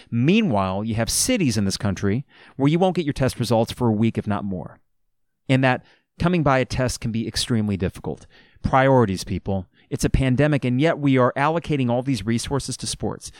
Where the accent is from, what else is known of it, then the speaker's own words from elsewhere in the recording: Champaign, Illinois, United States; I grew up in Champaign, Urbana